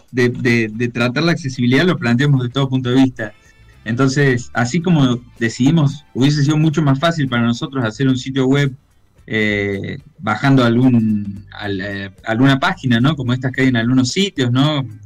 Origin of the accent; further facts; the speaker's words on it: Villa Carlos Paz, Córdoba, Argentina; eh, soy de Carlos Paz